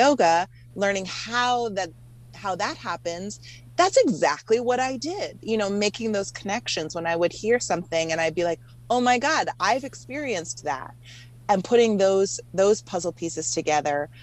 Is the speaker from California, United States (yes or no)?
no; Hawaii, United States; now in Los Angeles, United States; I grew up mostly in Hawaii